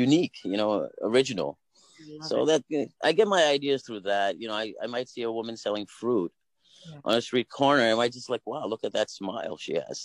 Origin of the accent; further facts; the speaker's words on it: Delhi, India; in Delhi, we're from Delhi.